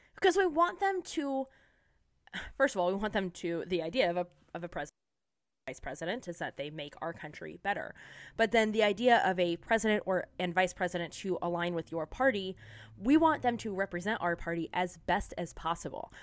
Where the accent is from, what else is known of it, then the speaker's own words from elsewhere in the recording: San Diego, California, United States; I'm from San Diego